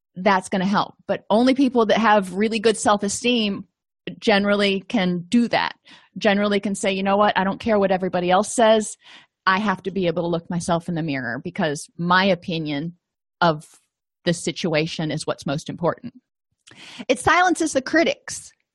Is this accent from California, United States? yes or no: no; Florida, United States; moved away; I come from Florida